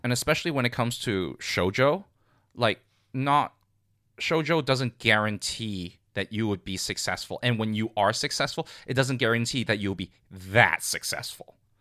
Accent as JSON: {"language": "English", "country": "Hong Kong", "tie": "born or raised there", "moved": "yes", "said": "I grew up in Hong Kong"}